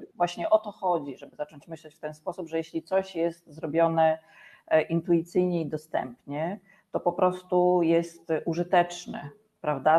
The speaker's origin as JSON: {"language": "Polish", "area": "former Bydgoszcz Voivodeship", "region": "Kuyavian-Pomeranian Voivodeship", "country": "Poland", "moved": "yes", "lives_now": "Węgorzewo, Poland", "said": "jestem z Węgorzewa na chwilę obecną, chociaż pochodzę rzeczywiście z e, województwa byłego bydgoskiego."}